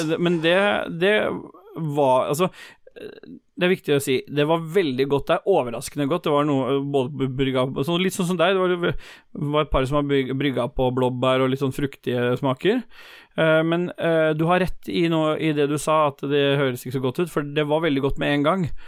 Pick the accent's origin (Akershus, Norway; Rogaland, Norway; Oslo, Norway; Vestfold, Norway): Oslo, Norway; Lambertseter; Jeg er fra Lambertseter